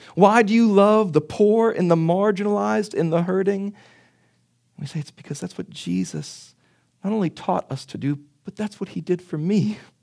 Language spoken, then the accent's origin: English; Pittsburgh, Pennsylvania, United States; accent: Pittsburgh; my Pittsburgh accent